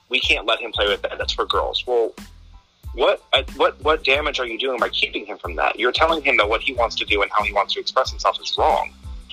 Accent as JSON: {"language": "English", "region": "Virginia", "country": "United States", "tie": "born or raised there", "also_born_or_lived": "New Jersey", "said": "Originally, we're from New Jersey. So we all just kind of moved into Virginia back in like 1988, 1990, something like that."}